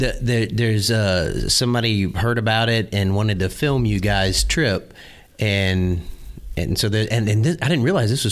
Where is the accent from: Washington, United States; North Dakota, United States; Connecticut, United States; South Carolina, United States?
South Carolina, United States; Beaufort; born there; I was born on I was born in Beaufort, South Carolina.